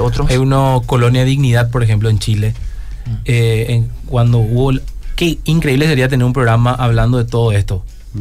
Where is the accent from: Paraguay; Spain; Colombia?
Paraguay; Coronel Oviedo, Caaguazú; yo soy de Coronel Oviedo